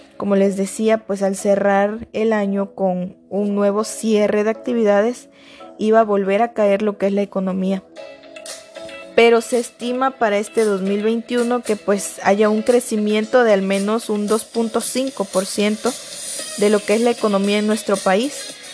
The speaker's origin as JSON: {"language": "Spanish", "country": "Mexico", "said": "nosotros como mexicanos"}